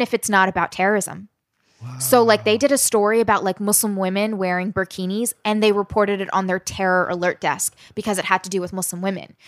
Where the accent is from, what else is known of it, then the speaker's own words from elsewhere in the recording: Southern Maryland, United States; also born or lived in West Virginia / Alabama; grew up in Southern Maryland